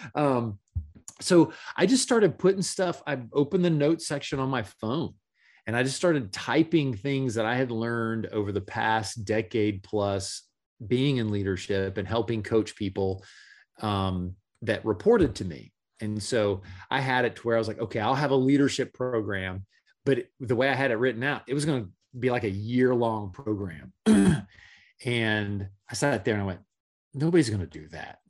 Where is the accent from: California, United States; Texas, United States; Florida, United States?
Florida, United States; Gainesville; moved away as an adult; now in Orlando, United States; Gainesville, Florida was where I was born and raised and where I lived, uh, the majority of my life